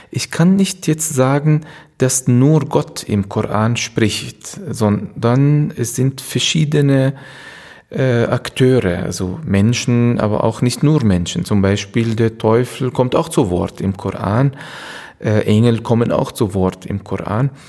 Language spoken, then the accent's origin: German; Palestine; now in Germany; Ursprünglich komme ich aus Palästina äh, und äh, 1971 geboren, wenn jemand das Alter wissen will.